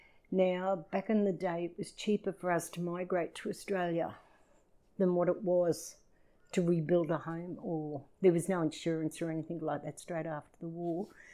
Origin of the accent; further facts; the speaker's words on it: Edinburgh, Scotland, United Kingdom; born there; I was born in Leith, Edinburgh, Scotland, 1953.